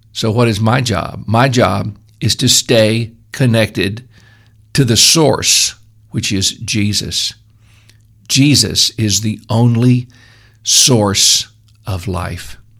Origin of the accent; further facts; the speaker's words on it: Memphis, Tennessee, United States; now in upstate New York, United States; I grew up in Memphis, which is on a good-sized river